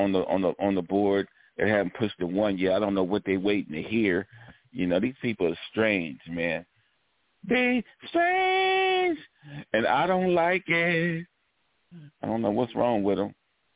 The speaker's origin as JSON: {"language": "English", "town": "Los Angeles", "region": "California", "country": "United States", "said": "I'm from Los Angeles."}